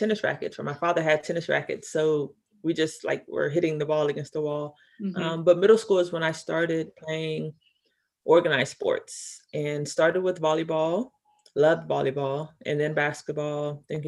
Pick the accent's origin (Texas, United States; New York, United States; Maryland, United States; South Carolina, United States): Texas, United States; Houston; I'm from Houston